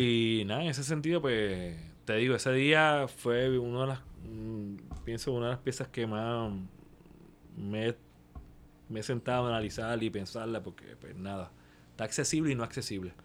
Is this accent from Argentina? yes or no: no; Puerto Rico; somos como puertorriqueños